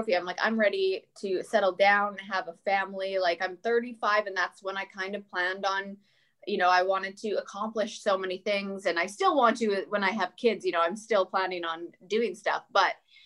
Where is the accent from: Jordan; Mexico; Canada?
Canada; moved away as an adult; now in United States; I'm also Canadian